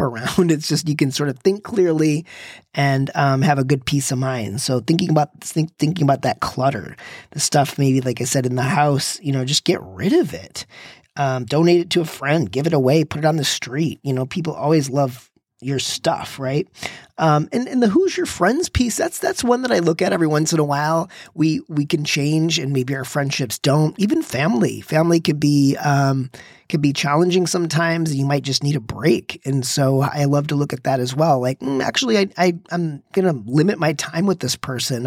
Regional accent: Michigan, United States; I'm from Michigan where it's very cold and we used to start the car in the morning

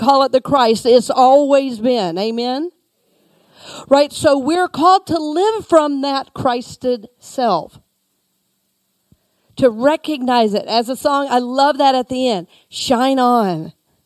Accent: Georgia, United States; now in Tampa, United States; I grew up in Georgia. You know, we always say a little town outside of Atlanta

